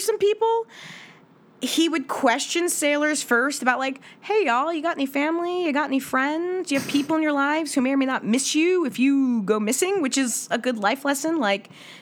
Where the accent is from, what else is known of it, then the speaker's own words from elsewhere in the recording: Washington, United States; I keep returning to the stories of my home state.